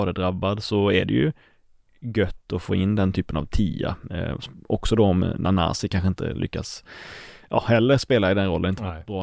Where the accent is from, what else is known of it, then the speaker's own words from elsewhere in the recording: Karlskrona, Blekinge, Sweden; Karlskrona, min hemstad